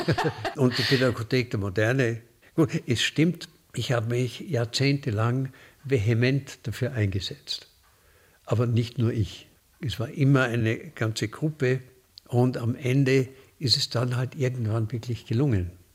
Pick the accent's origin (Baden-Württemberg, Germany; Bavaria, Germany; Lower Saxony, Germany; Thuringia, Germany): Bavaria, Germany; Munich; ich komme aus München